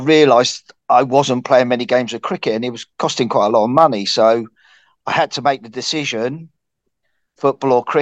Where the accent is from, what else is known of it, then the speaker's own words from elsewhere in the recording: Eton Wick, South East England, United Kingdom; moved away as an adult; also born or lived in Windsor; now in Mossley, United Kingdom; I was born and bred in Eton Wick.